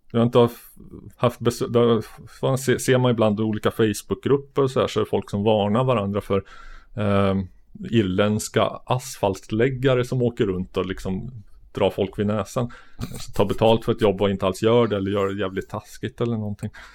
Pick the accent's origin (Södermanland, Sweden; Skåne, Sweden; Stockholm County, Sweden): Södermanland, Sweden; Sörmland; jag växte upp på landet i Sörmland